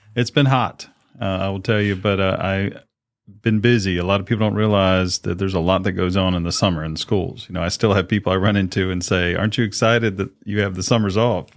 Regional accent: Chesapeake, Virginia, United States; moved away as an adult; also born or lived in Henry County; I had the great honor to come back home to my hometown here

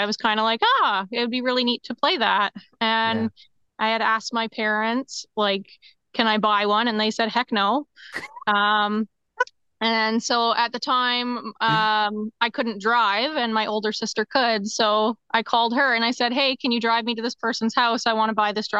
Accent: St. Catharines, Ontario, Canada; I am from St. Catharines, Ontario, Canada. So born and raised, and have never lived anywhere else

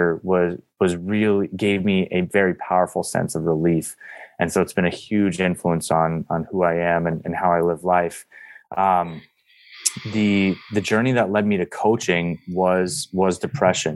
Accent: East Coast, United States; now in San Diego, United States; I'm originally from the East Coast

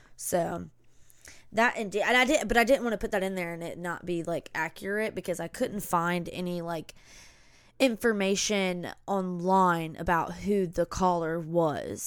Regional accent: the South, United States; accent: Southern; we're from the South

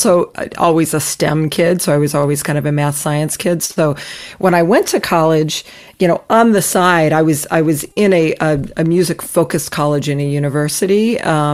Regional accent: Ohio, United States; moved away as an adult; also born or lived in Long Island, New York; now in Newton, Massachusetts, United States; I grew up in Ohio

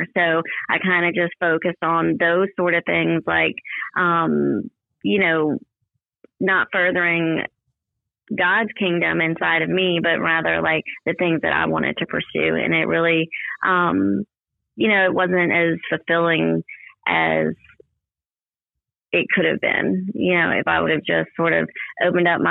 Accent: Ocean Springs, Mississippi, United States; I'm from Ocean Springs, and I've been here a long time, almost my whole life

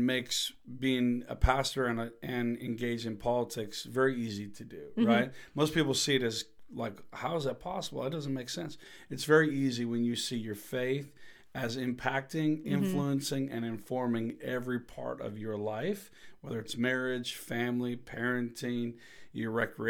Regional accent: Minnesota, United States; because I grew up homeschooled in the Midwest of the U.S. of A. in Minnesota.

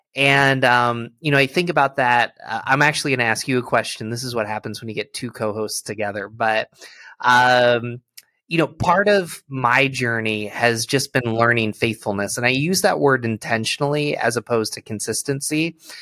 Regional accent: Endicott, New York, United States; moved away as an adult; also born or lived in Philadelphia; I grew up in Endicott, New York, which is right next to Vestal, where Steve grew up.

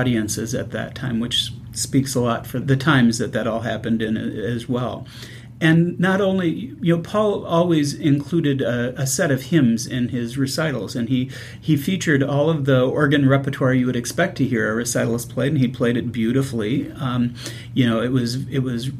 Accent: Richfield, Minnesota, United States; I grew up in a south suburb of Minneapolis, Richfield, Minnesota.

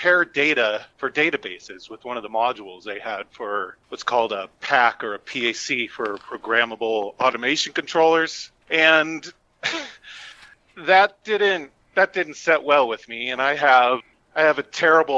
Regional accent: San Diego, California, United States; I was raised in San Diego, but it was by a bunch of Midwesterners who grew up in southern Chicago in Oak Lawn

